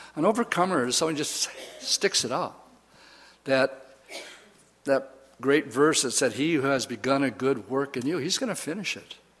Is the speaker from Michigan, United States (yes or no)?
no; Wisconsin, United States; I'm from Wisconsin